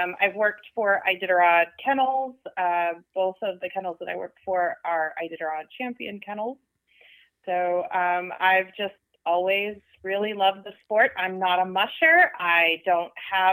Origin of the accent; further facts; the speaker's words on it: Kenai Peninsula, Alaska, United States; also born or lived in Anchorage, Alaska; I am a lifelong Alaskan. I was born in Anchorage, but raised on the Kenai Peninsula, where I currently live